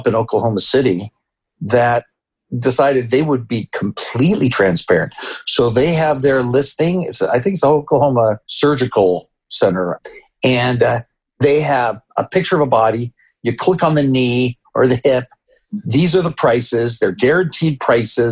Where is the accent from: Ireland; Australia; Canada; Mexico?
Canada; also born or lived in Peru; now in United States; I grew up in Canada.